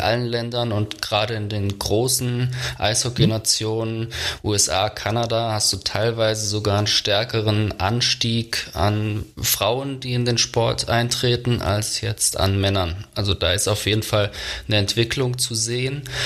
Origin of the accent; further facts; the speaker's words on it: Germany; als Deutscher